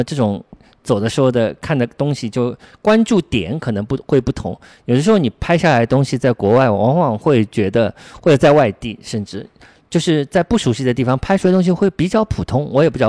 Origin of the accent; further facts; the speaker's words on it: Shanghai, China; 我小时候住在瑞金二路南昌路附近